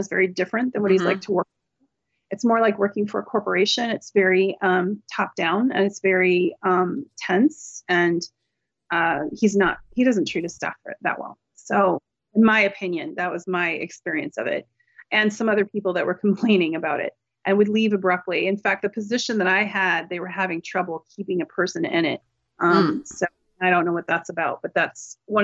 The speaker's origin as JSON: {"language": "English", "region": "West Coast", "country": "United States", "said": "I'm not from Delaware. I'm right. from West Coast."}